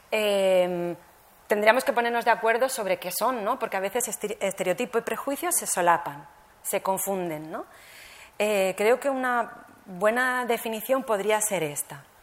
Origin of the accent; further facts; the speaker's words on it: Barcelona, Catalonia, Spain; born there; also born or lived in Alicante; nací en Barcelona y como no soy catalana de origen, me llamaban Charnega. Eh, migré a, Alicante y, se burlaban de mí porque no, hablaba más que catalán y no hablaba valenciano.